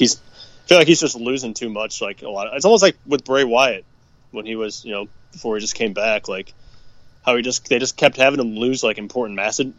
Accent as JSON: {"language": "English", "town": "St. Louis", "region": "Missouri", "country": "United States", "said": "we're from St. Louis, Missouri"}